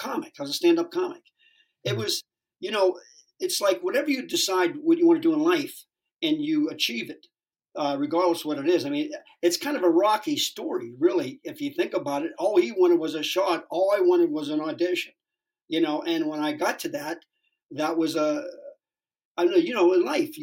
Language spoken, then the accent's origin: English; Sharon, Pennsylvania, United States; now in West Hollywood, United States; I grew up in Sharon, Pennsylvania, right over the border